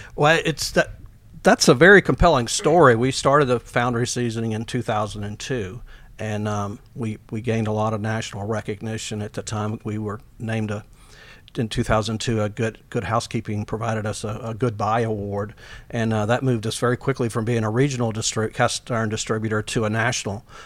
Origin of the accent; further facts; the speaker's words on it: Georgia coast, United States; I'm from the Georgia coast